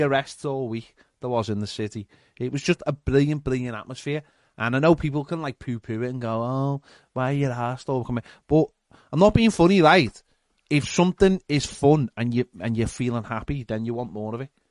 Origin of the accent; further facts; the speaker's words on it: Liverpool, North West England, United Kingdom; we don't call ourselves Liverpoolians, we call ourselves Scousers